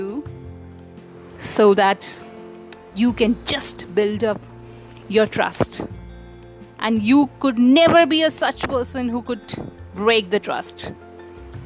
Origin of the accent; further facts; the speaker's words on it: India; as an Indian